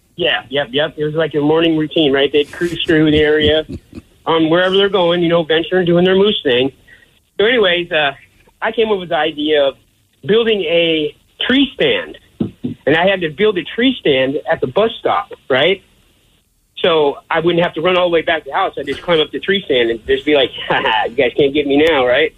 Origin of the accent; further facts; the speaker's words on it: Alaska, United States; moved away; growing up in Alaska